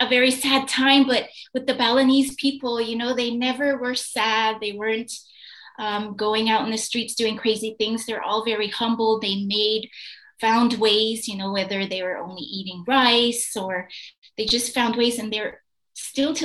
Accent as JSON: {"language": "English", "country": "United States", "moved": "yes", "lives_now": "Bali, Indonesia", "said": "I'm an American living on this island"}